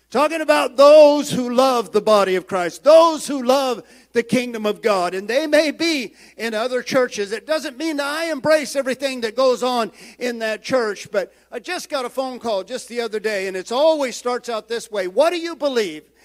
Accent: United States; I am proud American

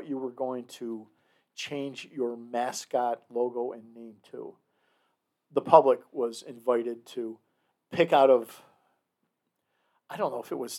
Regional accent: Kenmore, New York, United States; I, of course, hold all allegiance to the Kenmore West Blue Devils.

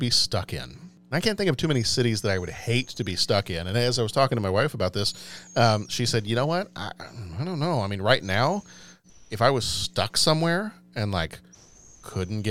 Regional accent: Texas, United States; moved away; also born or lived in Europe; I'm from Texas.

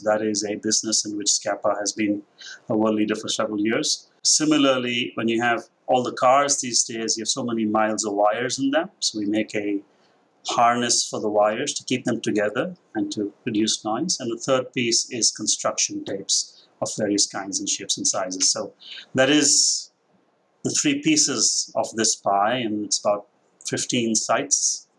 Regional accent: Mumbai, Maharashtra, India; moved away as an adult; now in United States; So the accent has its... I'm Indian. I grew up in Mumbai. I was there for the last 23.

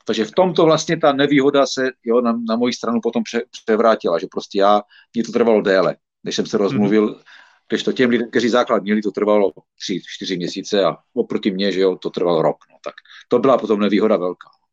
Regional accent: Czechia; moved away as an adult; also born or lived in Ostrava; now in United Kingdom; já jsem samozřejmě Čech

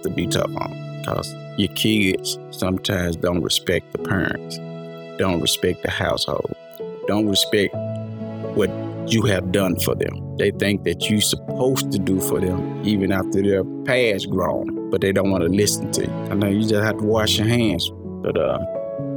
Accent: United States; we wasn't born in Africa. We was born in America.

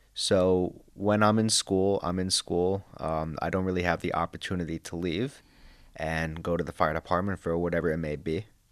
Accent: Long Island, New York, United States; moved away; I'm from Long Island, New York

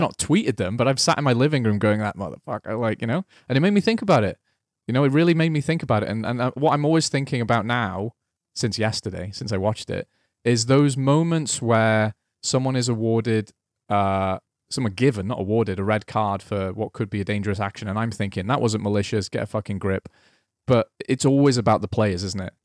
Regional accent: Welsh, Wales, United Kingdom; I'm Welsh

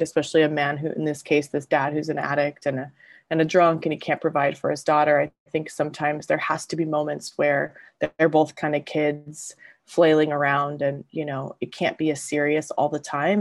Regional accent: Southern California, United States; also born or lived in Los Angeles / San Diego / Newport Beach; I'm from Southern California, born and raised. I grew up between LA and basically San Diego

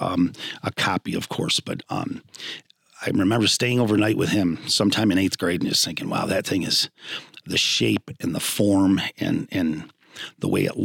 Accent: Wellsville, New York, United States; also born or lived in Baltimore; I was born at Jones and really enjoyed a great childhood in Wellsville

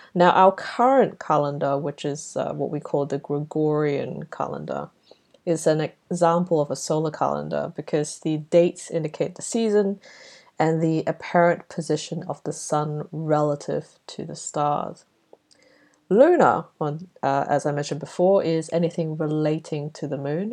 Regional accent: Brunei; now in Melbourne, Australia; growing up in Brunei, we called this Chinese New Year

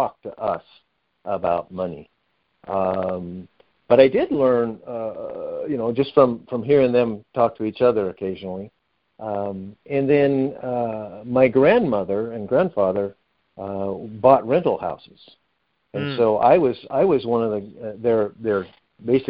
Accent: Medford, Oregon, United States; I grew up in Medford, Oregon, just over the California border

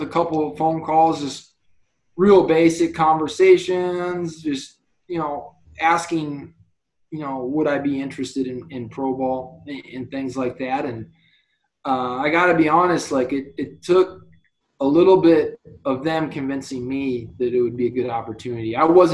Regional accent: Ohio, United States; I grew up in Ohio

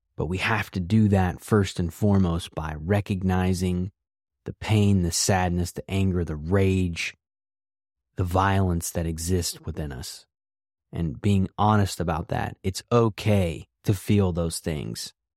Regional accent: West Virginia, United States; I grew up in West Virginia

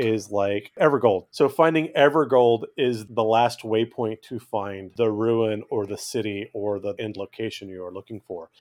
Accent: California, United States; I grew up in California, not terribly far from Sierra National Park.

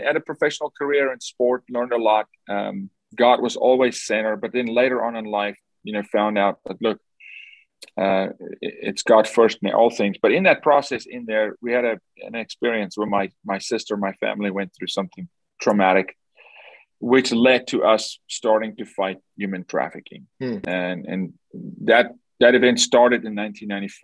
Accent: South Africa; Born and raised in South Africa by a single mom

